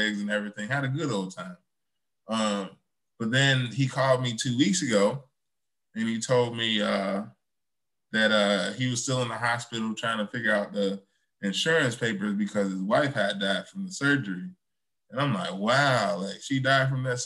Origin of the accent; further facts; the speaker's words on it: Chicago, Illinois, United States; now in Oak Park, United States; I'm from Chicago too